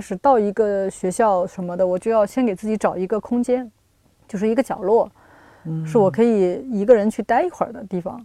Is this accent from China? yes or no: yes; Shanghai, China; accent: Shanghainese; moved away as an adult; also born or lived in Hong Kong / Beijing; 我作为一个上海人，我到香港才知道什么叫节奏快